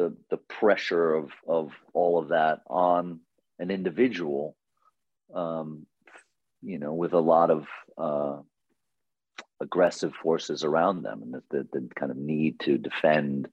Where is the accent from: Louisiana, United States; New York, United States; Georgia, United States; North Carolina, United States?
New York, United States; New York City; I grew up in Queens